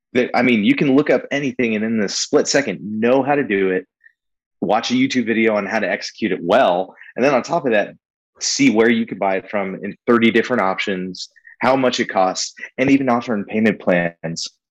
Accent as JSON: {"language": "English", "region": "California", "country": "United States", "tie": "born or raised there", "moved": "as an adult", "said": "We're both born and raised in California. We moved out here in 2016"}